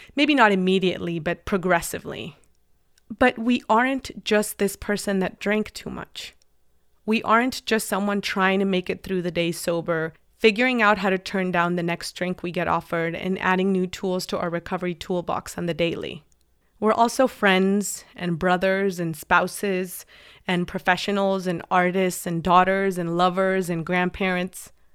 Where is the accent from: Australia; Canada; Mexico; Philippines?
Mexico; English is a second language; moved away; I went to a full immersion English school in Mexico. All of my classes were taught in English since I was in kindergarten